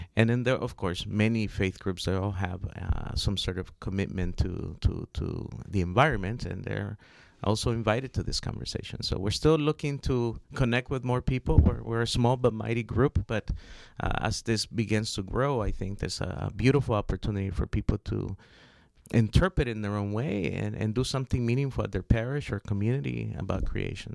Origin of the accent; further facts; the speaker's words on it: Los Angeles, California, United States; also born or lived in Honduras; I grew up in South Central Los Angeles.